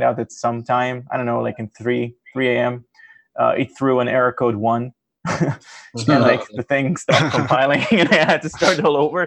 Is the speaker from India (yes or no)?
no; Israel; moved away as an adult; now in Massachusetts, United States; I am in Massachusetts right now. This is where I live in the past 3 years, and I'm originally from Israel